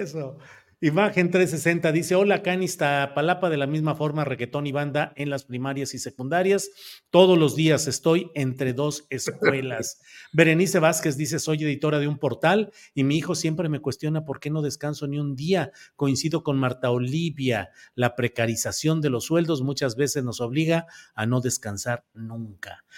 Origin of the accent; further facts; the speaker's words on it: Torreón, Coahuila, Mexico; Yo nací en Torreón, Coahuila